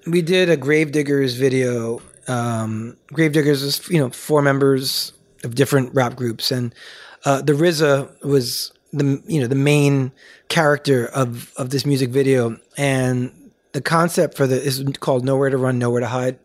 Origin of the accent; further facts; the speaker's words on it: New York City, New York, United States; growing up in the Bronx